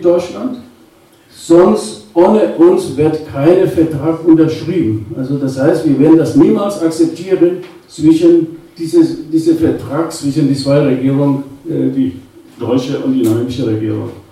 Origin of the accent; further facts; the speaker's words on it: Namibia; now in Germany; bin geboren in Namibia, äh, äh Südwestafrika